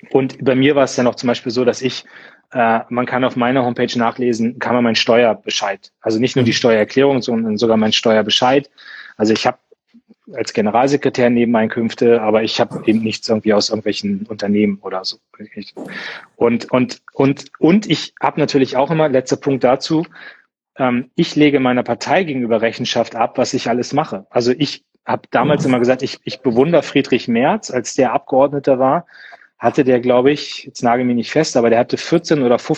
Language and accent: German; Munster, Lower Saxony, Germany; Also ich habe aus meiner Heimatstadt Munster, großer Bundeswehrstandort